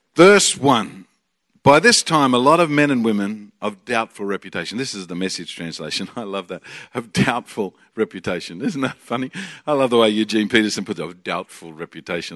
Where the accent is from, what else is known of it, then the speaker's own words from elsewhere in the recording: Australia; we are from a land down under